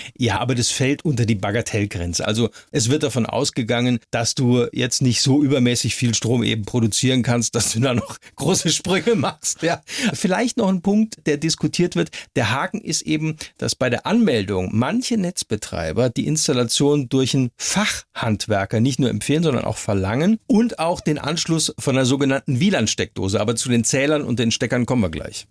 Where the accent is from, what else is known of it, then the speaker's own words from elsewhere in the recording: Heidelberg, Baden-Württemberg, Germany; in Heidelberg zum Beispiel, Baden-Württemberg, meiner Heimatstadt